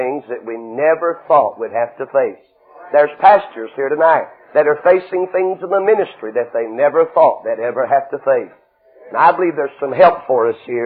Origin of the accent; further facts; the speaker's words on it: Knoxville, Tennessee, United States; Knoxville, Tennessee